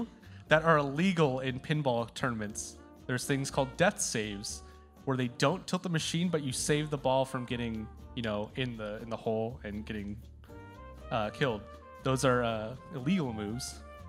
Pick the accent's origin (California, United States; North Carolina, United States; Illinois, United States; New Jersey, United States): Illinois, United States; Chicago; Chicago. Yeah.